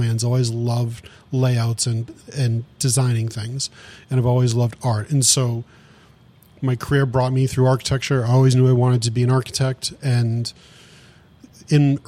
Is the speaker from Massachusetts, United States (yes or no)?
yes; Saugus, Massachusetts, United States; I grew up in just outside of Boston in Saugus, Mass, where there's lots of restaurants